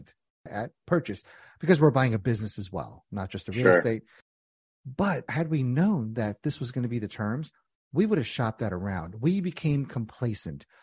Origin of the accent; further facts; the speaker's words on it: New Jersey, United States; I'm a hothead from Jersey